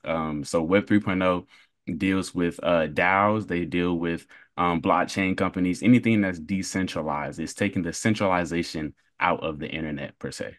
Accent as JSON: {"language": "English", "town": "Durham", "region": "North Carolina", "country": "United States", "tie": "born or raised there", "said": "I was born and raised in Durham, North Carolina"}